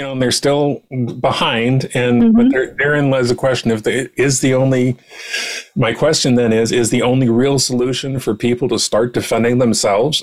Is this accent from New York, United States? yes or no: no; San Diego, California, United States; now in Oregon, United States; I'm from San Diego, who had generally excellent roads